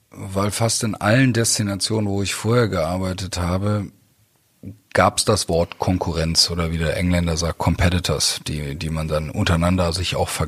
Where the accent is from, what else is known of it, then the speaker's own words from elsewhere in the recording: Germany; born there; Also ich bin in Deutschland geboren, bin im Ausland groß geworden, bin dann auch erst mit sechs äh, das erste Mal wirklich in Deutschland gelebt.